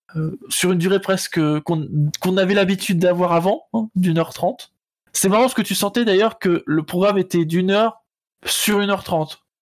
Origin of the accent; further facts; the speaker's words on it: Rouen, Normandy, France; quand on est de Rouen